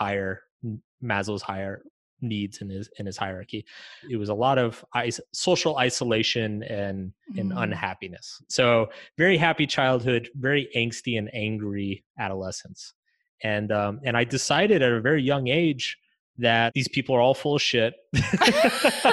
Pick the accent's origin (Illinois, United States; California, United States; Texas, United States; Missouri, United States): Texas, United States; suburbs outside Austin; I grew up in Bubba country, you know, like in the suburbs way outside of Austin